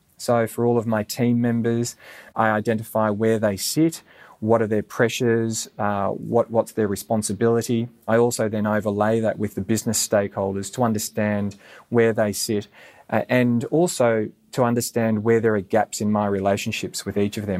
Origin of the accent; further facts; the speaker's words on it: Gold Coast, Queensland, Australia; moved away; also born or lived in United Arab Emirates; growing up on the Gold Coast, we didn't have a strong Indian community